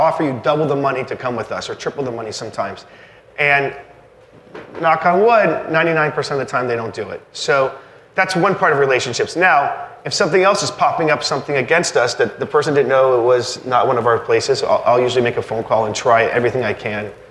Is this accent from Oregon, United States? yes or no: no; Naples, Florida, United States; I'm from Naples, Florida